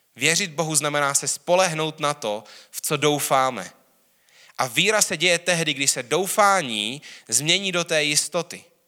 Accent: Czechia; hrdý na to, že jsem Čech, jsem rád Čech

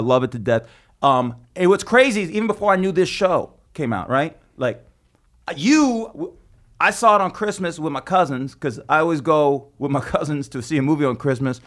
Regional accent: Las Vegas, Nevada, United States; now in New York, United States; I'm from Vegas, and I grew up hating it.

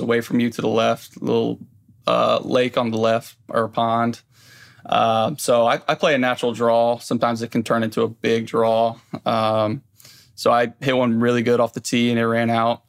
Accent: Indianapolis, Indiana, United States; I grew up in Indianapolis

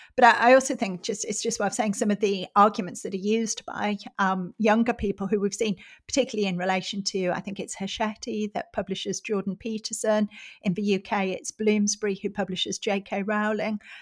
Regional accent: Middlesbrough, North East England, United Kingdom; my hometown of Middlesbrough is a very industrial, uh, very deprived, socially deprived area in the northeast of England

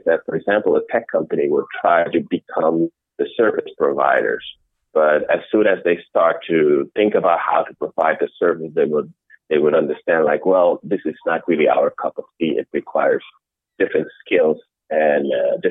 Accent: Amsterdam, North Holland, Netherlands; also born or lived in Rotterdam, Netherlands; I grew up in the Netherlands, in Amsterdam

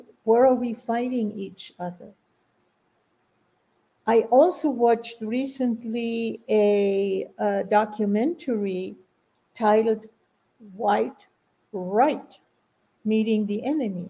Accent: Germany; now in United States; I grew up in Germany

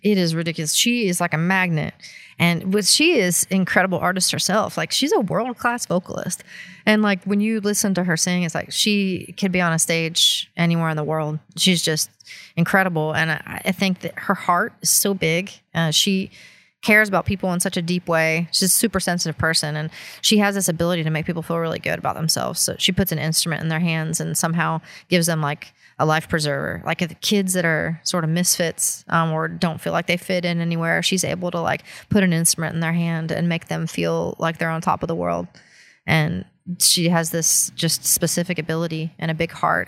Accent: Appalachia, United States; born or raised there; moved away

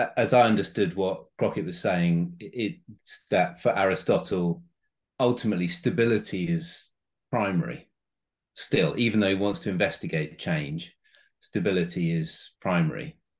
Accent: United Kingdom; as a British person when I go to America

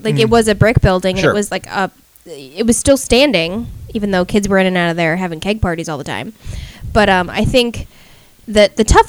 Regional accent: Fairfield, Connecticut, United States; it used to be in my hometown of Fairfield.

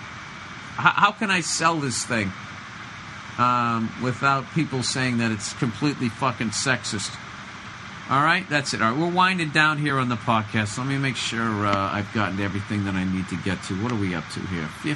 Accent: United States; I'm from the States

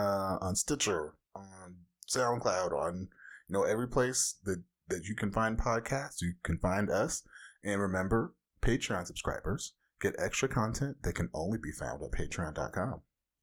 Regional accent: Southern California, United States; I'm an asexual novelist, researcher, and bona fide comic book fanatic from the whitest part of Southern California.

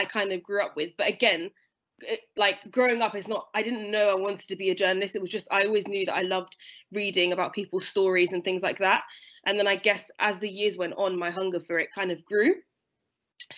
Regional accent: London, United Kingdom; moved away as an adult; I'm from London originally. So I went to school in London. I grew up there till I was 18

